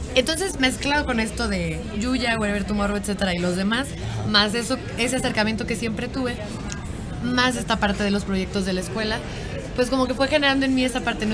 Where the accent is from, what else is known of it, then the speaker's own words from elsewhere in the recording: Mexico; somos tres de México